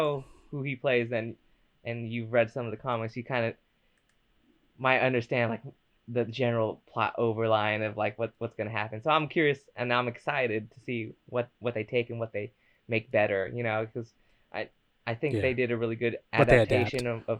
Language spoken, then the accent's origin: English; United States; I'm American.